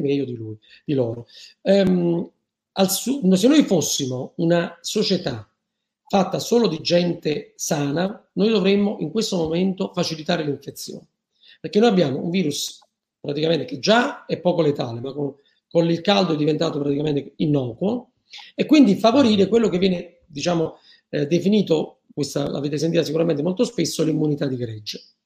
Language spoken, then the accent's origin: Italian; Naples, Campania, Italy; io sono partenopeo